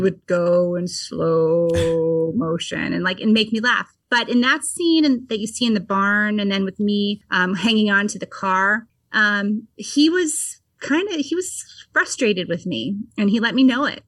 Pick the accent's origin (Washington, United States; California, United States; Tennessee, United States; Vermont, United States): Vermont, United States; born or raised there